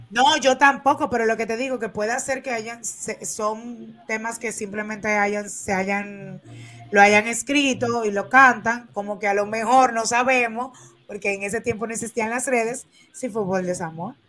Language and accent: Spanish; Dominican Republic; nosotros como dominicanos